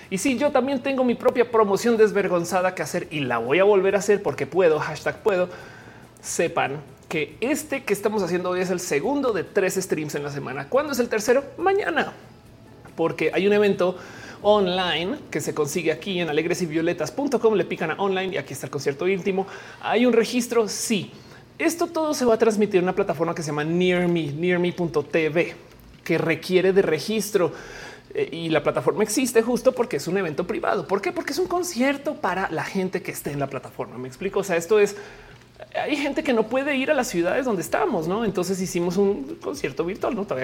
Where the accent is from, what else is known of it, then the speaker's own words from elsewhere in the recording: Argentina; Me encanta, soy de Argentina. Igual no, no llega a Argentina si pides.